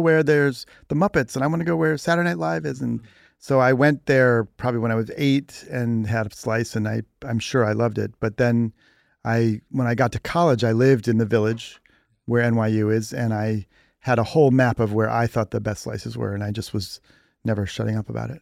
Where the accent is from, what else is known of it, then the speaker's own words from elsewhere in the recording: Cleveland, Ohio, United States; moved away as an adult; also born or lived in New York; Cleveland is where I'm from